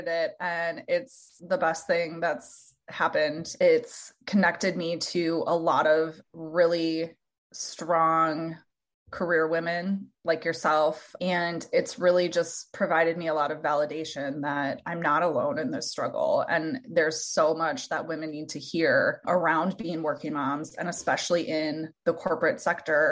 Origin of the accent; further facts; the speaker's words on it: Minnesota, United States; moved away as an adult; now in Iowa, United States; I was born and raised in Minnesota